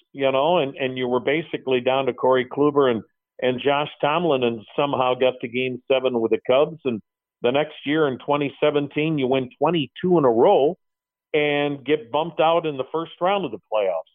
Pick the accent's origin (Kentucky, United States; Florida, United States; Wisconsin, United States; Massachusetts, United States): Wisconsin, United States; I'm from Wisconsin